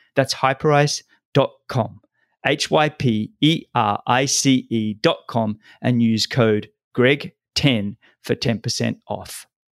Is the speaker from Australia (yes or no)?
yes; Sydney, New South Wales, Australia; my hometown, Sydney